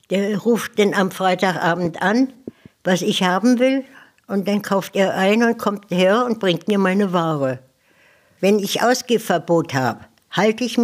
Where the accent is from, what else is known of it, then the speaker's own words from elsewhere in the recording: West Prussia, Poland; moved away as an adult; now in Germany; Die Bombennacht der letzten Jahr, äh, im Januar 1945 bin ich ja aus Westpreußen gekommen. Da habe ich hier noch die Bombennächte erlebt